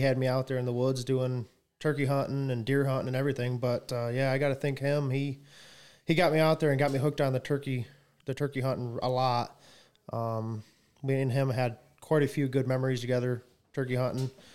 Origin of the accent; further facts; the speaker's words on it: Coldwater, United States; I was born and raised here in Coldwater.